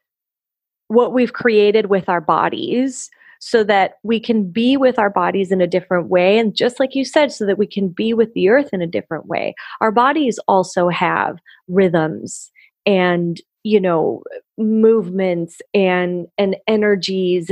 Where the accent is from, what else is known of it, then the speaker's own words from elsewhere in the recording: Puerto Rico; moved away; also born or lived in Florida; I'm from Puerto Rico and I used to live in Florida